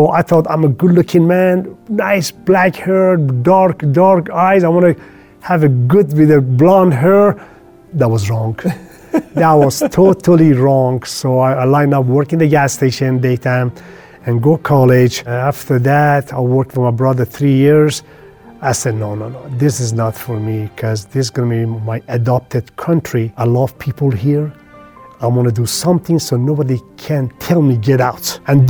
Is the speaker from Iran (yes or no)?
yes; Abadan, Khuzestan, Iran; also born or lived in Tehran; So I was born in Tehran, and my dad got job in Abadan.